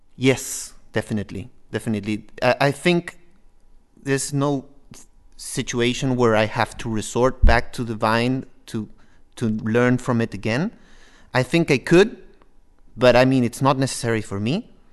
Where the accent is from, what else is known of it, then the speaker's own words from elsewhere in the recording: Peru; now in Norway; I am from Peru.